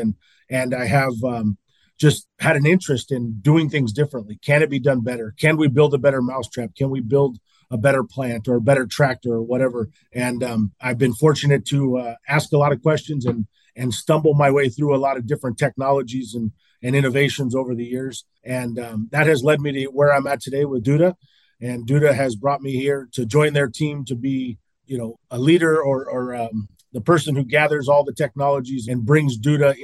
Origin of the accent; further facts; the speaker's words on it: Salinas, California, United States; I was born and raised in Salinas